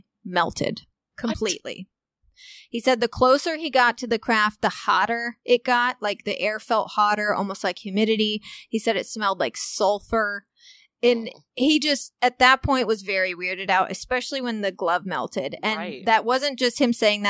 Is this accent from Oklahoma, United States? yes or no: no; Walnut Hill, Illinois, United States; moved away; my hometown in Walnut Hill, Illinois